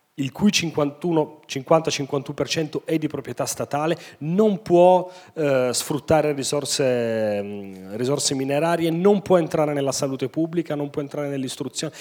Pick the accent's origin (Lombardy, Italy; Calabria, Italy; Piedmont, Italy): Piedmont, Italy; Turin; siamo nati e cresciuti tutti a Torino